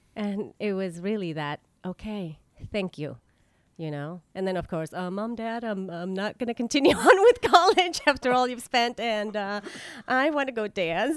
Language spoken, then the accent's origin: English; La Paz, Baja California Sur, Mexico; moved away as an adult; also born or lived in Vienna, Austria; now in United States; the very first ballet school opened up in my hometown